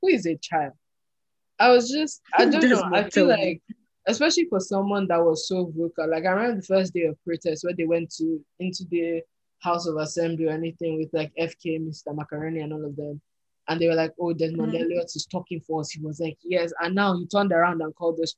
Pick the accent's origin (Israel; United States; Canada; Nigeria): Nigeria; we're Nigerian